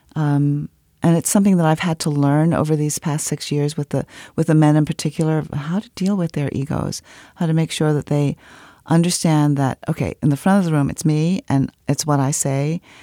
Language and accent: English; Washington, District of Columbia, United States; I grew up in Washington, D C